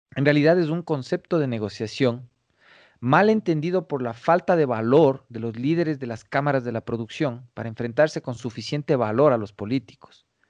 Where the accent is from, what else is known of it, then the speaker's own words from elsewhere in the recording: Ecuadorian Sierra, Ecuador; accent: serrano; además tengo acento serrano